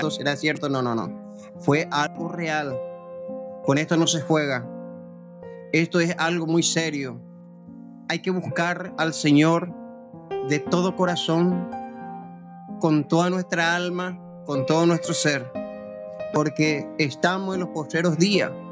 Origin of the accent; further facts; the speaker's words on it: Paraguay; now in Argentina; Yo soy de Paraguay, mi esposa es de Buenos Aires.